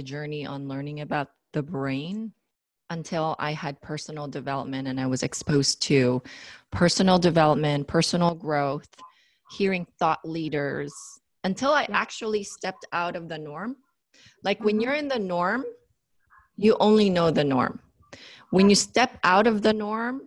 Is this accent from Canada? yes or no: no; Philippines; moved away; I was raised in the Philippines